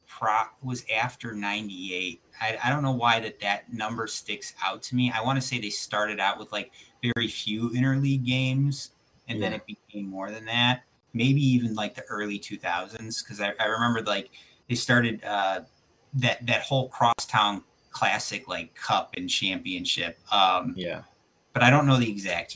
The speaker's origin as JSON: {"language": "English", "area": "Southwest suburbs of Chicago", "region": "Illinois", "country": "United States", "tie": "born or raised there", "said": "growing up on the South side, and I'm sure you're the same way, you know, Southwest suburbs"}